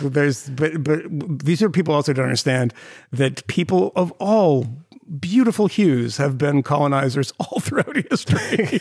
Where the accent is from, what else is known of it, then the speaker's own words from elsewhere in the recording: Concord, Massachusetts, United States; moved away; my hometown of Concord, Massachusetts